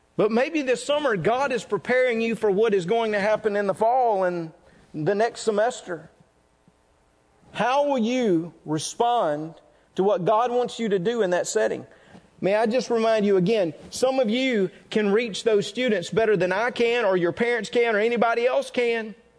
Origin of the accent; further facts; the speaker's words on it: North Mississippi, United States; I was raised in North Mississippi